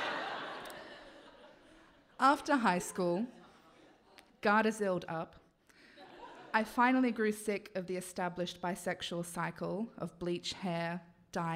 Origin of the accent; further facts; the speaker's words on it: Gunnedah, New South Wales, Australia; also born or lived in Tamworth; I grew up in Gunnedah and in the nearby city of Tamworth